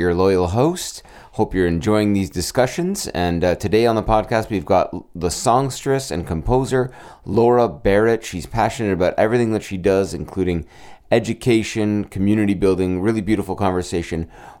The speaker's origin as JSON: {"language": "English", "town": "Brampton", "region": "Ontario", "country": "Canada", "tie": "born or raised there", "said": "Memory Lane, my hometown, Brampton, Ontario"}